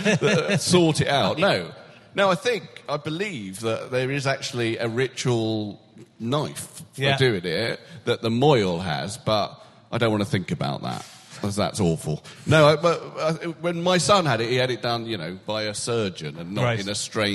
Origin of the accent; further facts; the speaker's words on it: United Kingdom; I am a British male celebrity over the age of 45.